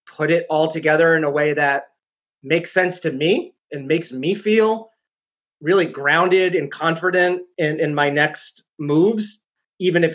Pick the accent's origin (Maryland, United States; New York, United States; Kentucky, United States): New York, United States; New York City; accent: loud, fast talking; also born or lived in Chicago; now in New Hampshire, United States; I was born in New York City, thus the loud, fast talking, which hasn't worn off